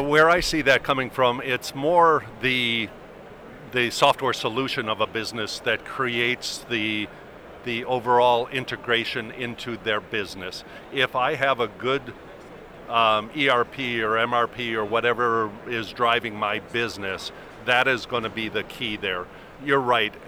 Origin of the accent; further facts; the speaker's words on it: Arizona, United States; I'm from Arizona